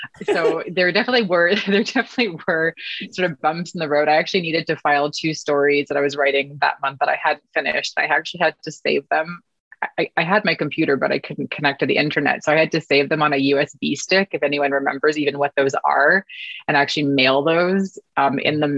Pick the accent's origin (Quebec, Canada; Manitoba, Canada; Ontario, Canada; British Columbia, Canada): British Columbia, Canada; Vancouver; moved away as an adult; now in Toronto, Canada; I had moved with my family from Vancouver, which is where I was born and raised on the West Coast, to Toronto, Canada, where I live now.